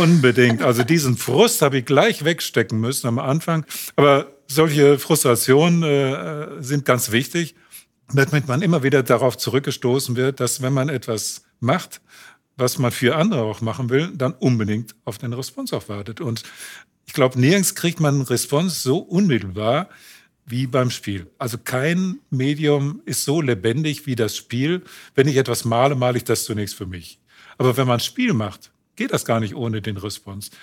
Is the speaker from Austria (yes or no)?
no; Unna, North Rhine-Westphalia, Germany; also born or lived in Königsberg (Kaliningrad); Wir wohnten damals in Unna, wo mein Bruder geboren wurde.